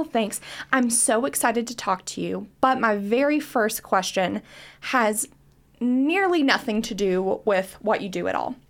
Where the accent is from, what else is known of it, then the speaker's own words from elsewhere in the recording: Greensburg, Kentucky, United States; I'm from Greensburg, Kentucky